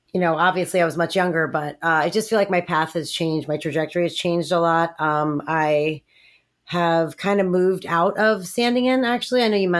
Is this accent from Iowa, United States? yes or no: no; New York, United States; moved away as an adult; now in Los Angeles, United States; I am originally from New York. I moved out to Los Angeles after I graduated college.